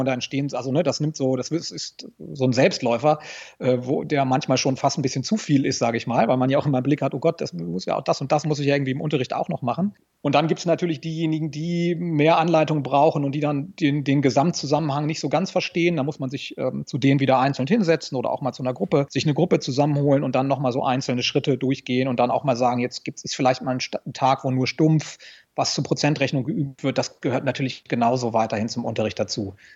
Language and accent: German; Lower Saxony, Germany; Ich komme aus Niedersachsen